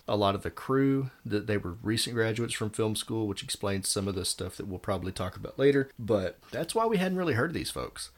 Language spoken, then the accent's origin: English; Texas, United States; I grew up in Texas.